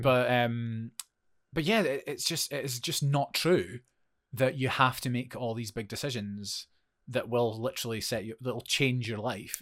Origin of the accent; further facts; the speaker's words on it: Forfar, Scotland, United Kingdom; moved away as an adult; also born or lived in Edinburgh; I moved from Forfar, went to study in Edinburgh